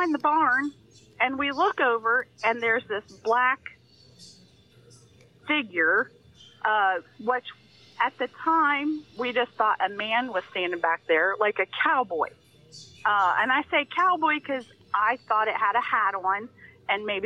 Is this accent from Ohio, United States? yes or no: yes; Adams County, Ohio, United States; I grew up in Adams County, Ohio, which I grew up right in the heart of the Amish community